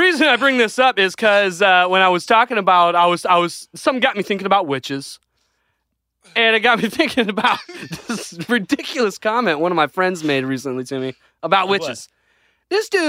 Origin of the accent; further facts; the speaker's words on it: Grand Haven, Michigan, United States; It's okay. I'm from Grand Haven.